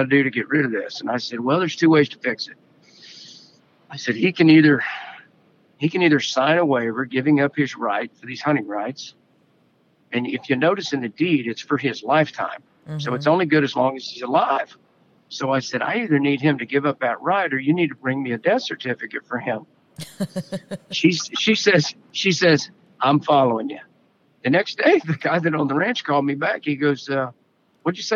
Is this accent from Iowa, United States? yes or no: no; Western Oklahoma, United States; We grew up poor in Western Oklahoma